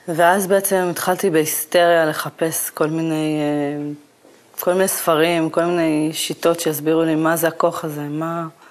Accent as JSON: {"language": "Hebrew", "town": "Kiryat Gat", "region": "Southern District", "country": "Israel", "tie": "born or raised there", "moved": "as an adult", "said": "המיקום שגדלתי בו, אה, לא כל כך הרגשתי שהעיר קצת סוגרת עליי"}